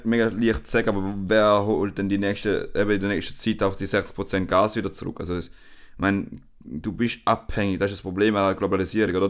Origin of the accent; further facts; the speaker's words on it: Switzerland; now in Spain; als Europäer oder halt als Schweizer